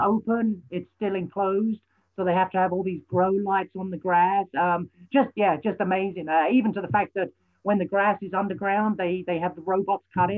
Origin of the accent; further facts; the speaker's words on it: London, United Kingdom; moved away as an adult; now in Minnesota, United States; I grew up in London, spent 23 years there of my life, my adult teens